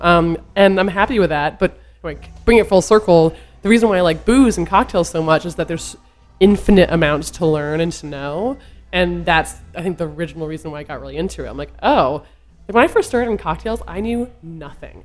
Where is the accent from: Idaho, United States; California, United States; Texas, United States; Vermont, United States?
Vermont, United States; I'm from Vermont